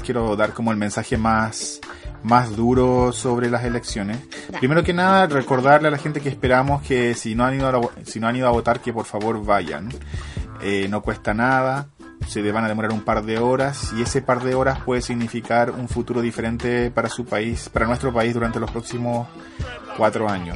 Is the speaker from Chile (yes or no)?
yes; Chile; moved away; also born or lived in England; vengo de Chile